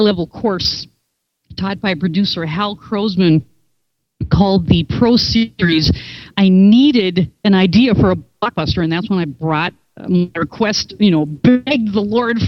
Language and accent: English; Minnesota, United States; moved away; I'm from Minnesota